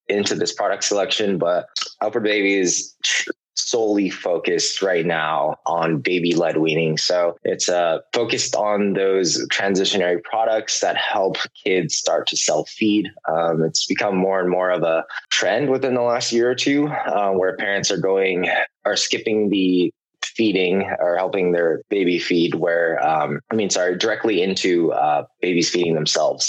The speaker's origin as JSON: {"language": "English", "town": "San Francisco", "region": "California", "country": "United States", "tie": "born or raised there", "said": "I was born and raised in the Bay Area, San Francisco more specifically."}